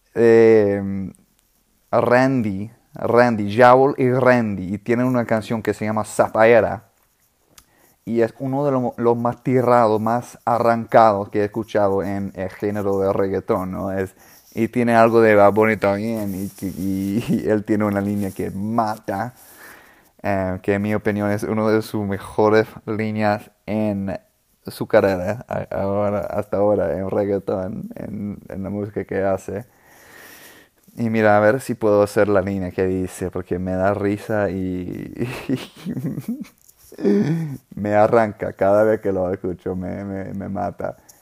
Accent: New Orleans, Louisiana, United States; Spanish is a second language; also born or lived in South America; now in Austin, United States; en Nueva Orleans, donde yo, me crecí, de donde soy.

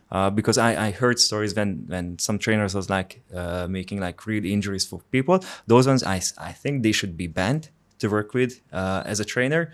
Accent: Hungary; English is a second language; moved away as an adult; also born or lived in Finland; I'm from Hungary

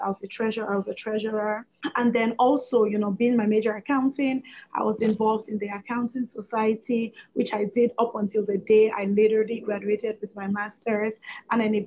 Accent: Cameroon; moved away as an adult; also born or lived in Brooklyn, United States / Oswego, United States; now in Atlanta, United States; I'm originally from Cameroon, which is in West Africa. And I moved to the U.S. almost 9 years ago now, 2012.

